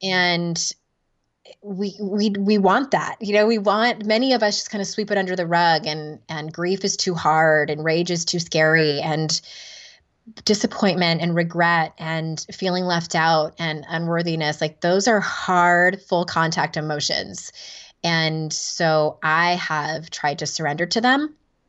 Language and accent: English; California, United States; now in North Carolina, United States; I'm from Southern California, born and bred, and we're in rural North Carolina now.